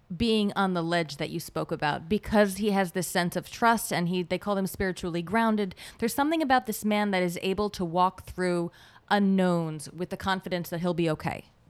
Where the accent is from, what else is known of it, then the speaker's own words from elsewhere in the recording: Israel; English is a second language; now in United States; I'm from Israel